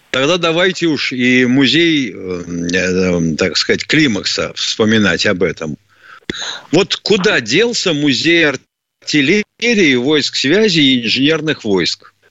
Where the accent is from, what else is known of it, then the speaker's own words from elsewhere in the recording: Saint Petersburg, Russia; ну, это я, я только сам Ленинградец, поэтому...